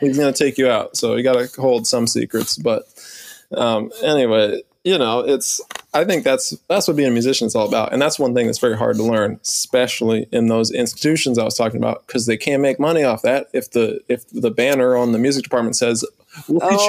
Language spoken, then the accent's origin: English; New Orleans, Louisiana, United States; I'm from New Orleans. We got voodoo